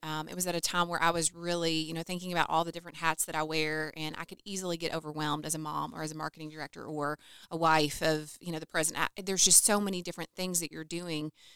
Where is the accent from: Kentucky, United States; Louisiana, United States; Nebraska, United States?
Kentucky, United States; Calhoun; moved away as an adult; now in Owensboro, United States; I grew up in Calhoun, so both of us originally from McLean County.